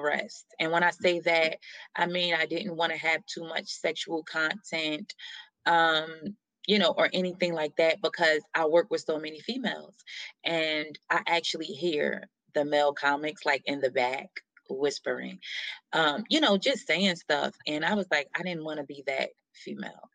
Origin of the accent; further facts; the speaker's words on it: New Jersey, United States; moved away; also born or lived in Atlanta; born and raised in New Jersey